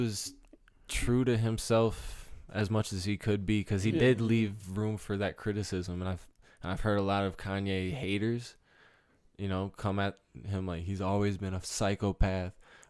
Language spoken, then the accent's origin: English; Novi, Michigan, United States; But I'm from Novi. Mm-hmm. N-O-V-I.